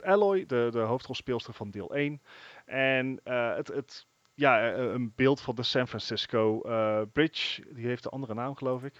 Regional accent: Netherlands

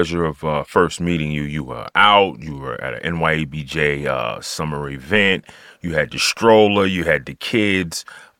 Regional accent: New York, United States; I'm born and raised in New York

